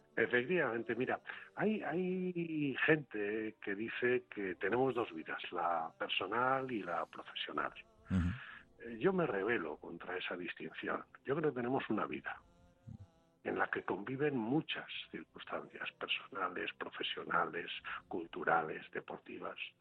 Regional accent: Basauri, Basque Country, Spain; ser alcalde de mi pueblo, de ser alcalde de Basauri

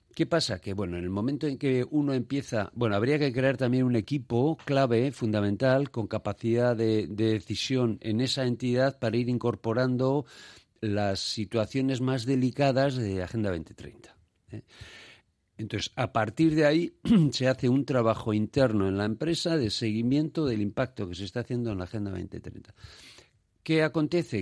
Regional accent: Basque Country, Spain; somos una sociedad en general solidaria, hablo de Euskadi

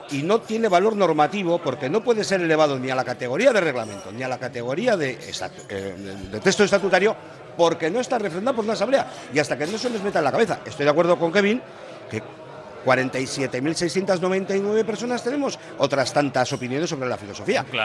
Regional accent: Basque Country, Spain; nosotros somos tan vascos como los demás.

